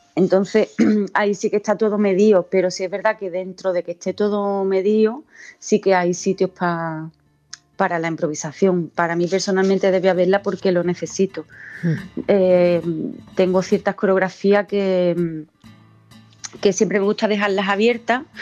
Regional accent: Jimena de la Frontera, Andalusia, Spain; also born or lived in Seville; la gente que somos de Andalucía

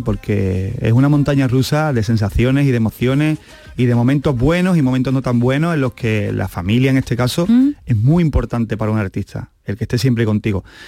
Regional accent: Camas, Andalusia, Spain; yo soy camero, yo soy de Sevilla

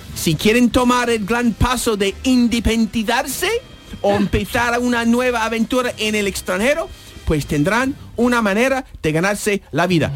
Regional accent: United States; now in Spain; mi país de nacimiento

